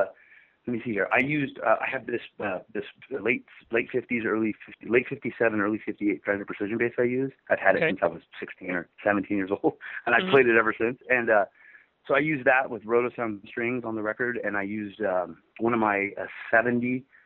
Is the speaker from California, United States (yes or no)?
yes; Los Angeles, California, United States; when I was a kid, 15 or 16 years old, you know, growing up in Hollywood